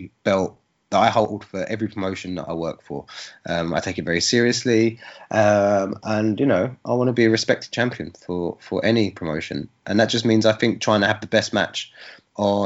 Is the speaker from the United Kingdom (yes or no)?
yes; Bournemouth, South West England, United Kingdom; it was in my hometown.